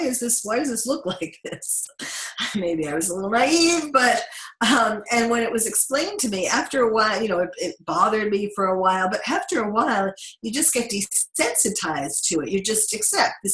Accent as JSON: {"language": "English", "town": "New York City", "region": "New York", "country": "United States", "tie": "born or raised there", "moved": "yes", "lives_now": "Los Angeles, United States", "said": "I having been born and raised in New York"}